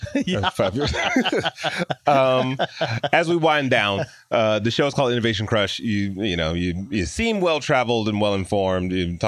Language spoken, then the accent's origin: English; Detroit, Michigan, United States; born or raised there